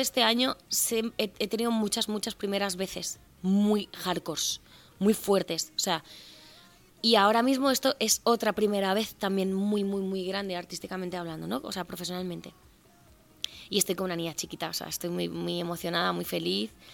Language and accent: Spanish; Cuba; now in Spain; yo soy nacida en Cuba de padres cubanos